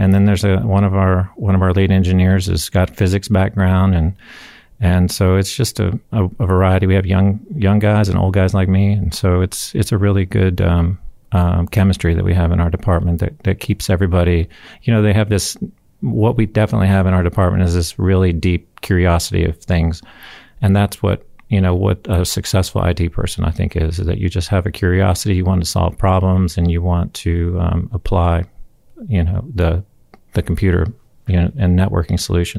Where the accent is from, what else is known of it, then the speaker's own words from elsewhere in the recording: Huntsville, Alabama, United States; I'm from Huntsville.